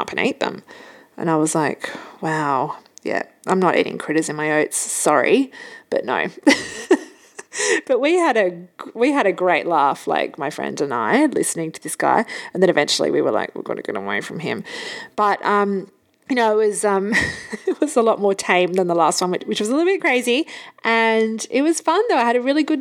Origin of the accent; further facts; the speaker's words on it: Hamburg, Germany; moved away; so where were you born? And I said, Hamburg.